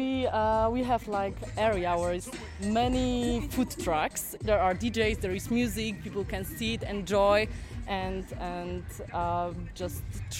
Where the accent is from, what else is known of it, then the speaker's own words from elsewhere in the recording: Katowice, Silesian Voivodeship, Poland; I'm from Katowice.